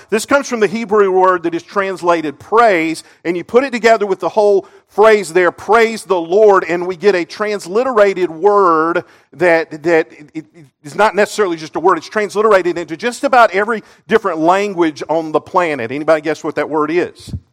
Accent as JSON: {"language": "English", "town": "Seneca", "region": "South Carolina", "country": "United States", "tie": "born or raised there", "said": "I grew up in Seneca, just up the road here."}